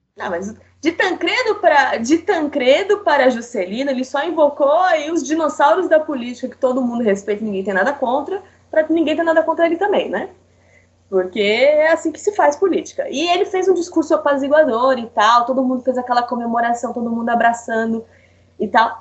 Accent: São Paulo, Brazil; sou paulista

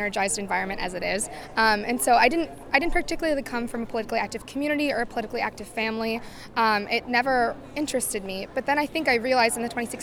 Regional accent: Altoona, Pennsylvania, United States; I'm from Altoona, Pennsylvania, but I go to school at Penn State University, Pennsylvania

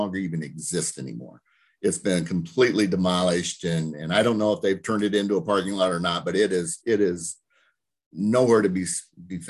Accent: Roseville, Illinois, United States; also born or lived in Monmouth, Illinois / Des Moines, Iowa; I'm from Roseville.

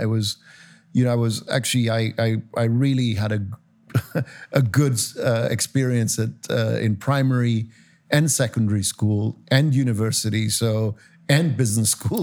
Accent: Cyprus; moved away; I grew up in Cyprus

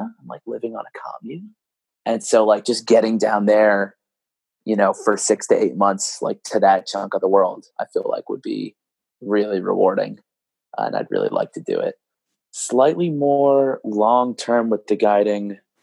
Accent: New York City, New York, United States; growing up in Brooklyn

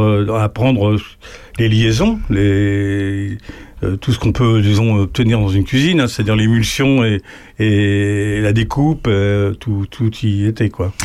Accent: Lisieux, Normandy, France; moved away; also born or lived in Paris; je suis né à Lisieux

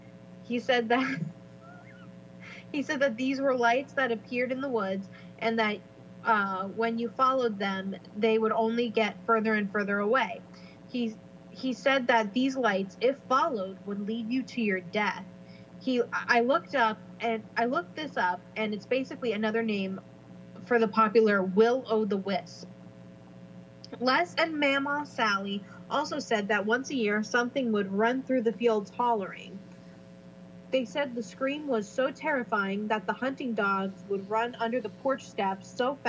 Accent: Cherryville, North Carolina, United States; I grew up in Cherryville, North Carolina, and only miles away from where all these things were said to have happened.

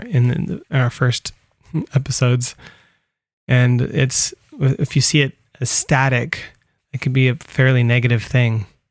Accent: California, United States; I grew up in California

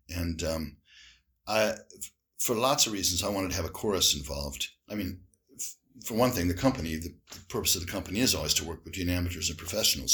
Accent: Indiana, United States; moved away as an adult; also born or lived in Illinois / Miami; now in United Kingdom; I'm from Indiana.

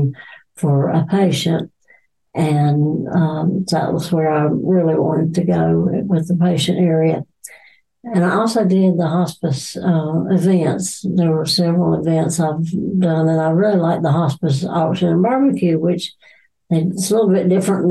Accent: Randleman, North Carolina, United States; also born or lived in Erect, North Carolina; I grew up in Randleman. Went to Randleman High School

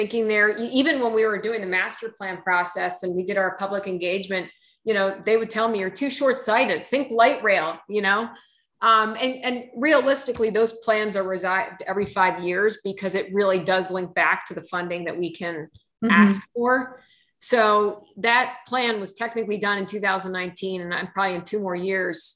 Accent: United States; now in Oregon, United States; I'm originally from the New York, New Jersey area where we just lived and breathed on trains and subways.

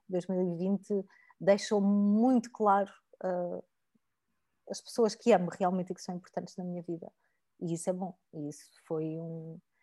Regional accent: Algarve, Portugal; eu venho do Algarve, de famílias humildes

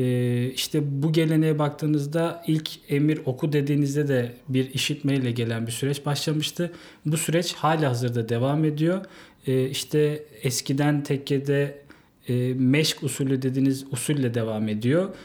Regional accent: Yalova, Turkey; moved away as an adult; now in Istanbul, Turkey; Yalova'da doğdum. E, orada doğup büyüdüm.

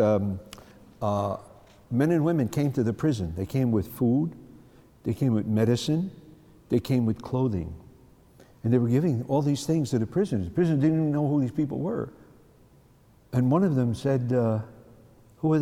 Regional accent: New York City, New York, United States; When I grew up in the Bronx

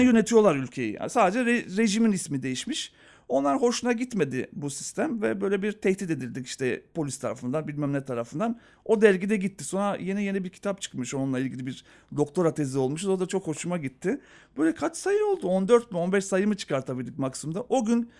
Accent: Skopje, North Macedonia; moved away; ben Yugoslavya'da doğdum.

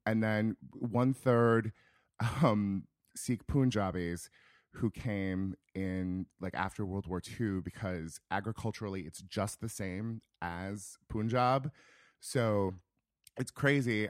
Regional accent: rural Northern California, United States; moved away; I am from a small town in rural Northern California, about an hour north of Sacramento

